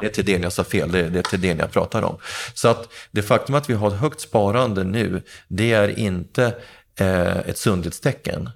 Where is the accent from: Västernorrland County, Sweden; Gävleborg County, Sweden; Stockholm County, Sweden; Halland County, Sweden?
Gävleborg County, Sweden; Gävle; jag har bott i hyresrätt i hela min ungdom och, och jag har bott på, i, i två av Gävles eh, miljonprogramområden. Först Sätra och sen Andersberg